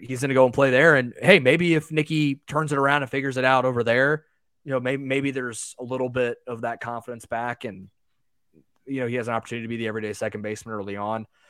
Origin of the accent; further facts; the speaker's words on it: United States; I'm an American